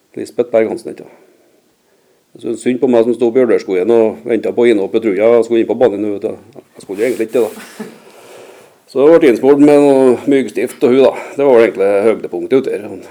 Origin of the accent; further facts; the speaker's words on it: Røra, Trøndelag, Norway; jeg vokste opp på Røra